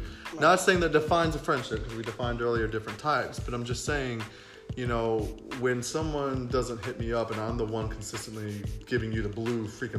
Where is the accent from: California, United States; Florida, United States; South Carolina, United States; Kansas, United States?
Florida, United States; also born or lived in West Virginia / Washington, D.C.; now in New York, United States; I was born in West Virginia, raised in Florida, lived in D.C. for 14 years, but I've been in New York for 7 years. So technically, I'm a New Yorker.